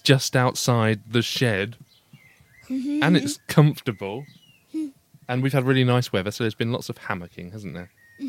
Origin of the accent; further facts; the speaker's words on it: London, United Kingdom; I was brought up in South London, so we can't do our THs